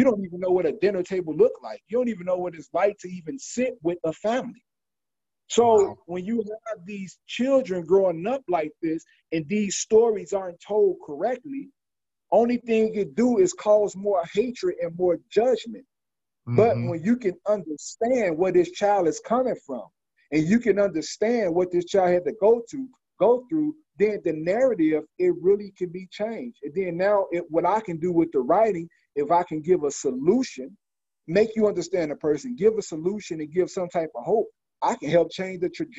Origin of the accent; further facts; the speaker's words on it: Chicago, Illinois, United States; I'm from the West Side. I grew up in Uptown, back to the West Side, and these some of the worst places, you know, in Chicago